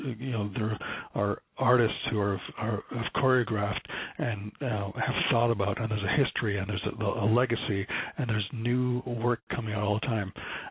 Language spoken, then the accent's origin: English; Canada; speaking as a Canadian, but speaking as you know, American with an American hat on, this is our music